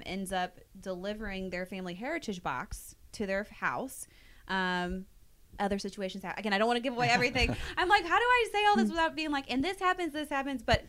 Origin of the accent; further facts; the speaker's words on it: Kansas City, Missouri, United States; also born or lived in St. Joseph, Missouri; I was born actually in St. Joe, but then ever since I was about a year old, I've lived in KC.